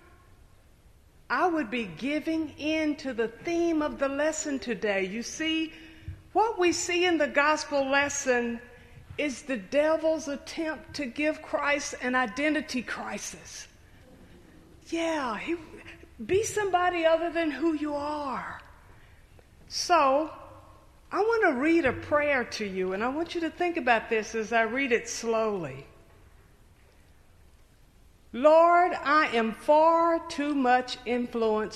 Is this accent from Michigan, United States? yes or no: no; Knoxville, Tennessee, United States; I grew up in Knoxville, Tennessee